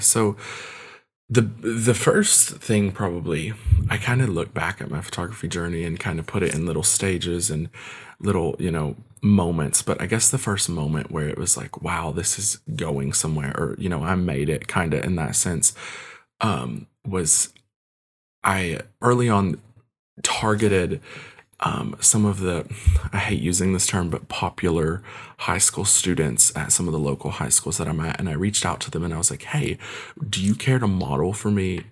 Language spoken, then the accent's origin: English; Kentucky, United States; also born or lived in Ukraine; I was adopted at the age of one and, um, came here to Kentucky, um, and I've lived here ever since